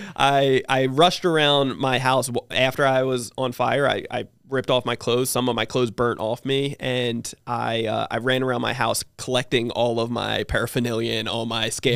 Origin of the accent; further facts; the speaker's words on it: New Jersey, United States; now in San Diego, United States; I live in San Diego, but, um, I, I'm originally from New Jersey. So grew up in New Jersey